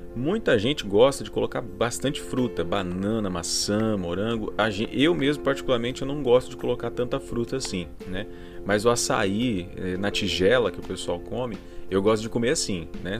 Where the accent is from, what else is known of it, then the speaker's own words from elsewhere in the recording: Ariquemes, Rondônia, Brazil; now in Jaru, Brazil; Ariquemes, que é a minha cidade natal